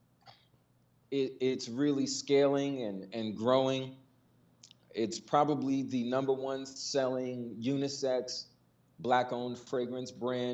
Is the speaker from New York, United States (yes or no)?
yes; New York, United States; me growing up in New York